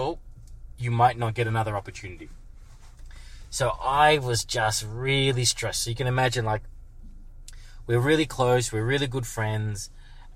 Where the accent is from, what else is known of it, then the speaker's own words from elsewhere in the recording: Melbourne, Victoria, Australia; I'm from Melbourne